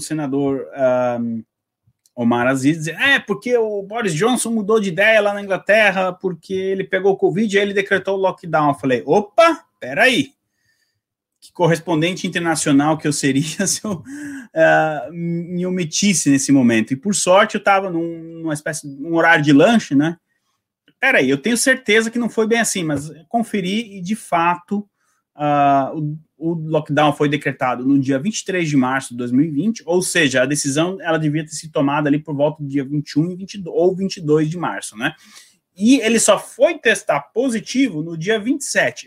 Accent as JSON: {"language": "Portuguese", "country": "Brazil", "moved": "yes", "lives_now": "United Kingdom", "said": "eu, como brasileiro"}